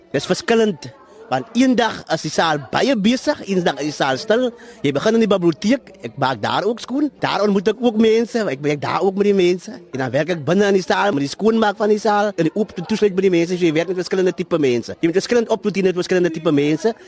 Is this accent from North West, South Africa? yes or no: no; Suurbraak, Western Cape, South Africa; moved away as an adult; now in Heidelberg, South Africa; Ek is oorspronklik van Sierblak, die briljante dorpie tussen Berrydale en Swellendam.